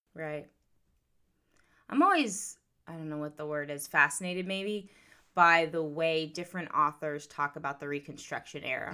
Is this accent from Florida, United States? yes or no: yes; Florida Panhandle, United States; moved away; I was in a more rural part of Florida, the Panhandle